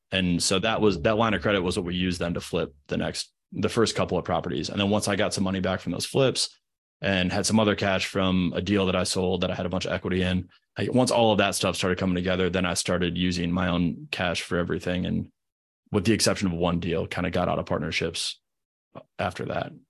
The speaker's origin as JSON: {"language": "English", "region": "Midwest", "country": "United States", "tie": "born or raised there", "moved": "as an adult", "lives_now": "Charlotte, United States", "said": "I grew up in the Midwest, went to school in the Midwest"}